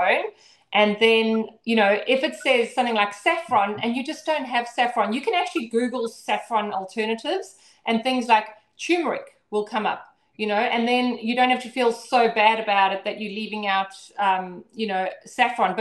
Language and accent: English; Zimbabwe; now in Brisbane, Australia; I grew up in Zimbabwe on a ranch out in the middle of literally nowhere.